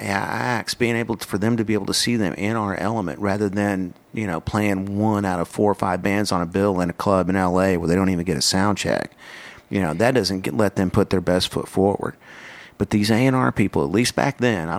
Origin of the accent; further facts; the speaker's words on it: Texas, United States; I was from Texas